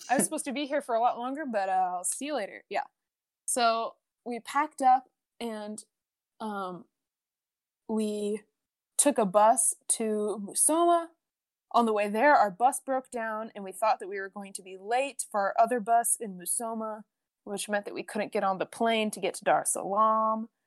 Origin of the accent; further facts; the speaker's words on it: Oregon, United States; I grew up in Oregon my whole life